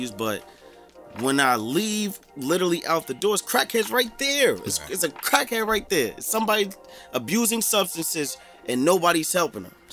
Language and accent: English; Jersey City, New Jersey, United States; just me growing up in Jersey City, like I'm from South Court.